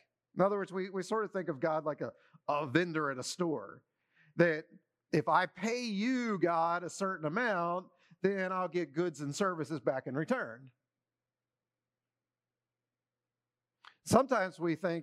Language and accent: English; Maryland, United States; As I was growing up in Maryland, I started to become a baseball fan, you know, 8, 9, 10 years old